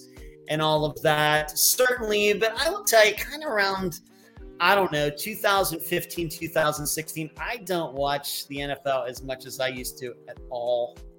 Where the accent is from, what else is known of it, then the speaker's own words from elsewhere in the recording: Pennsylvania, United States; also born or lived in Las Vegas; now in Florida, United States; I'm originally from Western Pennsylvania and I lived there. I went to college at Grove City College, which is also in Western Pennsylvania, but going up toward Erie. And I moved to Las Vegas in 1998.